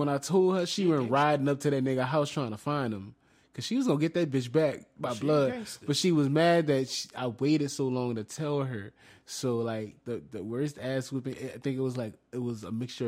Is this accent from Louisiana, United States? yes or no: yes; New Orleans, Louisiana, United States; We're from New Orleans